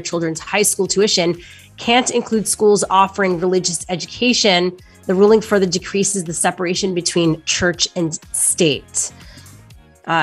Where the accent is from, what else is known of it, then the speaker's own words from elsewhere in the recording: Canada; moved away; My home country, Canada